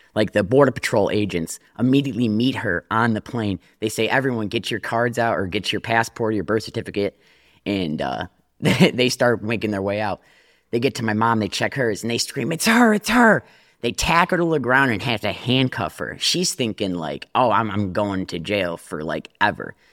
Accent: Detroit, Michigan, United States; I grew up in Detroit

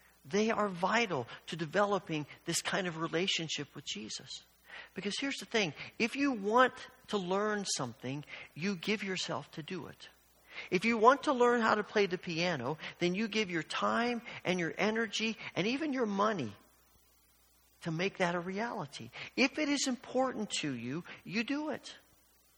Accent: Evansville, Indiana, United States; When I was young and I grew up in Evansville, Indiana

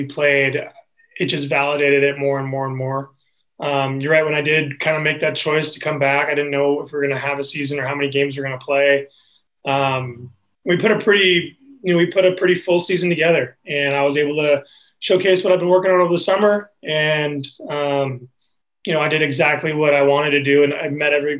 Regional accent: west side of Washington state, United States; moved away as an adult; now in Spokane, United States; I'm from the West Side, but I consider this place home

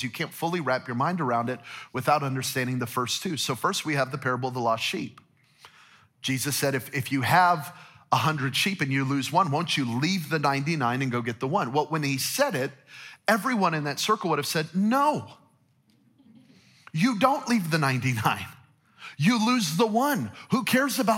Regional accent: New Mexico, United States; now in Las Vegas, United States; I'm from New Mexico, so we're hunters and gatherers

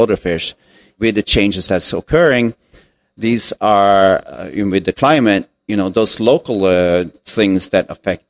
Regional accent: Norway; moved away as an adult; also born or lived in California, United States; now in United States; I am originally from Norway, and I moved here to the U.S. back in 2000

